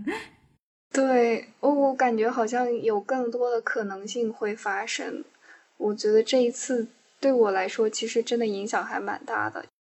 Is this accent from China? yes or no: yes; Northwest China, China; moved away; 因为我从小在西北长大